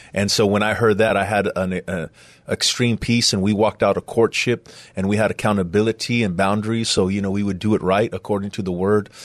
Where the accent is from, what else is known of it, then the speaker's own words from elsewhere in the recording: San Antonio, Texas, United States; I'm from San Antonio, uh, west side of San Antonio